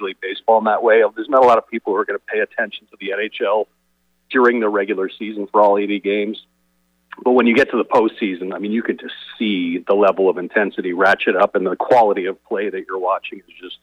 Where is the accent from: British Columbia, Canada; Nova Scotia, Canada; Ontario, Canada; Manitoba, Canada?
Ontario, Canada; Toronto; growing up in Toronto